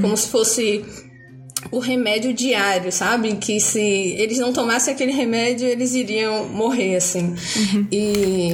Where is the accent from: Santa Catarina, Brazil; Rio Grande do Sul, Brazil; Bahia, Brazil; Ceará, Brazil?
Bahia, Brazil; eu sou baiana, aqui moro no sul da Bahia